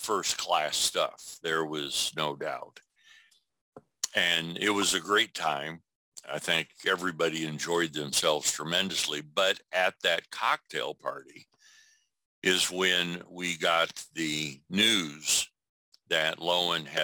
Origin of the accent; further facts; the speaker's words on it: Iowa, United States; my home state, Iowa